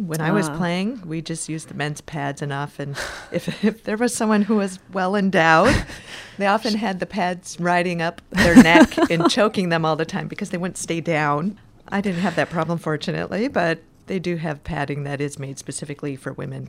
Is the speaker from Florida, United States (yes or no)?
no; Green Bay, Wisconsin, United States; born there; moved away; also born or lived in Houston; I lived in Houston before I moved here for about 8 years, but I was born in Green Bay, Wisconsin, home of the Green Bay Packers, the best football